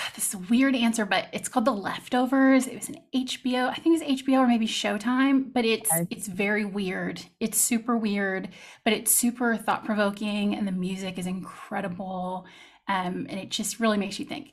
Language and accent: English; Texas, United States; moved away as an adult; now in France; I am from Texas